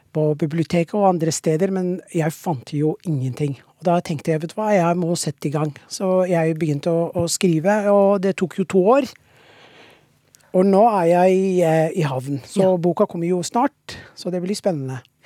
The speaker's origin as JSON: {"language": "Norwegian", "country": "Somalia", "second_language": "Norwegian", "moved": "yes", "lives_now": "Norway", "said": "jeg er fra Somalia, og vi har ikke slett snø der. Liksom, så jeg kom jo til Norge"}